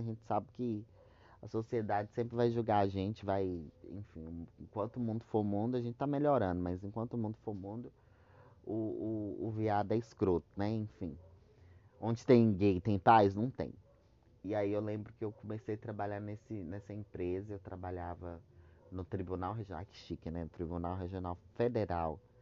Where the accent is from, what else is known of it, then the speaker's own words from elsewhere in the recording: Luziânia, Goiás, Brazil; accent: mixed Mineiro and Goiano; moved away; also born or lived in Brasília; eu lembro que eu morava numa cidade chamada Lusiânia, lá pertinho de Brasília, gente. Porque eu sou de Brasília, né? Por isso que eu tenho sotaque meio mineiro, misturado com goiano